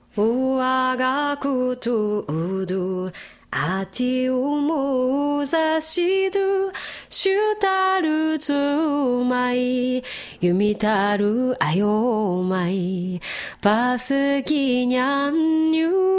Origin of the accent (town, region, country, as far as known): Miyakojima, Okinawa, Japan